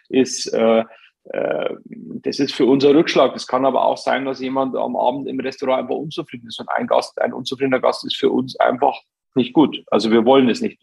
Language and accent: German; Bavaria, Germany; ich komme aus der Region, ähm, bin einfach mit Bayern München groß geworden